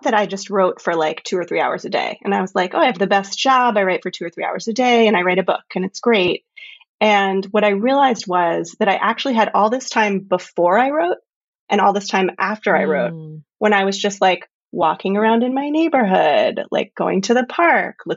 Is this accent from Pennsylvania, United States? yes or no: no; North Carolina, United States; moved away; my home state of North Carolina